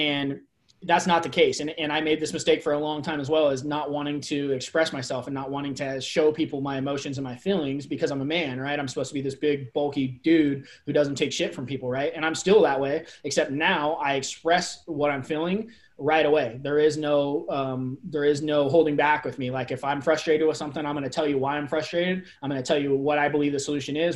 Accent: Bay Area, California, United States; now in Redmond, United States; I grew up in the Bay Area

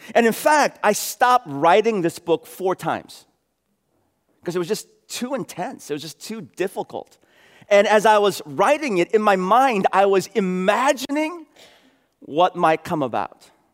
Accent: San Francisco, California, United States; moved away as an adult; I was raised here in San Francisco. Uh, went to elementary school at Sherman, middle school at Aptus, high school at Lowell

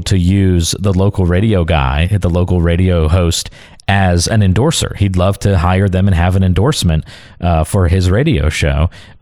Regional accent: Carteret County, North Carolina, United States; My folks live in, and I'm from Carteret County, North Carolina. Went to high school down there

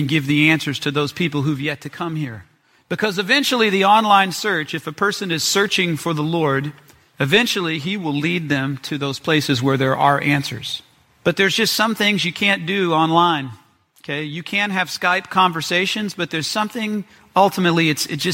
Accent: Memphis, Tennessee, United States; I'm from Memphis

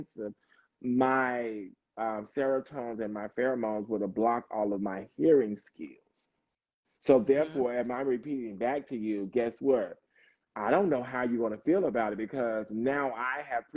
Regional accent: the South, United States; I'm from the South

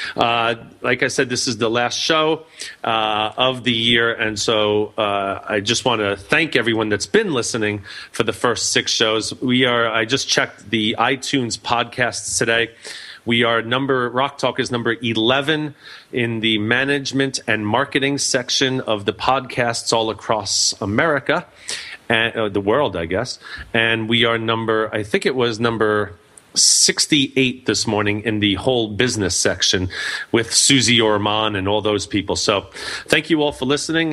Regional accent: New York, United States; I'm from New York

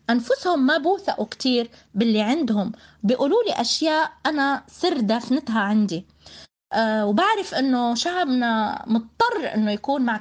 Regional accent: Palestine; وأنا ابنة فلسطين

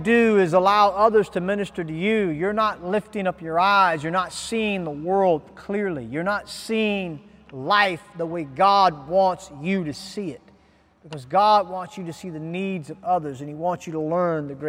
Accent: Ghana; as a Ghanaian citizen

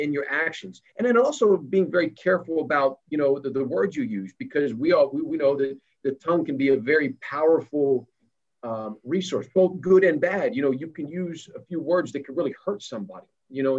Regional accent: State College, Pennsylvania, United States; I grew up in State College

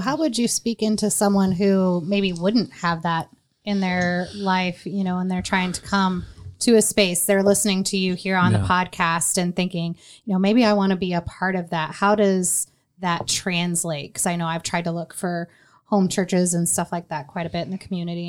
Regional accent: Marion, United States; also born or lived in North Carolina; I shared growing up in Marion

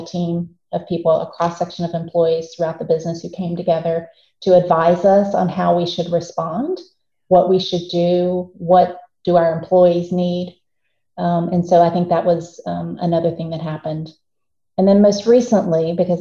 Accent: Southwest Virginia, United States; now in Atlanta, United States; I was born in this country, was raised in Southwest Virginia.

